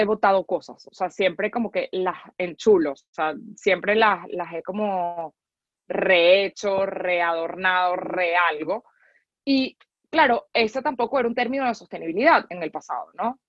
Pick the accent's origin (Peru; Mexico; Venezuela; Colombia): Venezuela; somos venezolanos